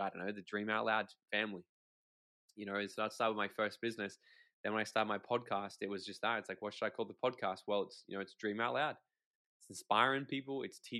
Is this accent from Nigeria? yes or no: no; Australia; I'm Australian.